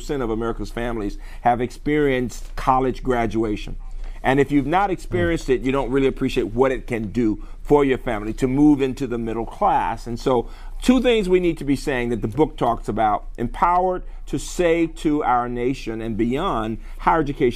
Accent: Birmingham, Alabama, United States; moved away; a black kid growing up in Birmingham in the 50s and 60s

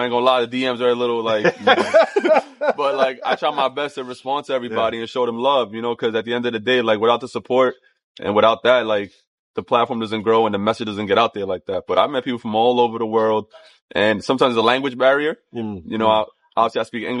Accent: New York City, New York, United States; I grew up in Sunset Park, Brooklyn.

